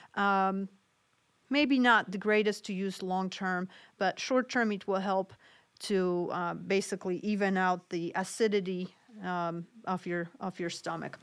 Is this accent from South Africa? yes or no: no; Poland; moved away; I grew up in Poland, so my family always used a lot of different home remedies